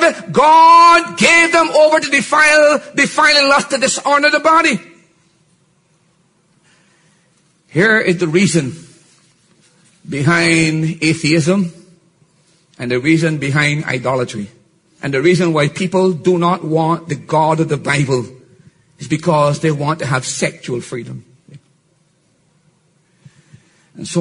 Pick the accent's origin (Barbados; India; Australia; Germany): Barbados; I'm from Barbados. 70% of our people are born out of wedlock.